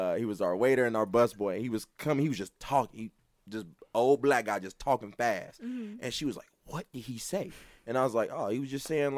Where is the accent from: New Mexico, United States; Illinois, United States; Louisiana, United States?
Louisiana, United States; Louisiana. I'm from Louisiana.